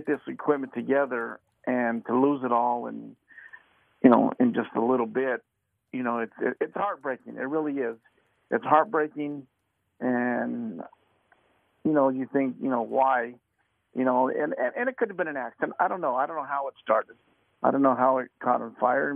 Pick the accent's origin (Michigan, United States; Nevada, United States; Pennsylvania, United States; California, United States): Nevada, United States; Las Vegas; I was born and raised here in Las Vegas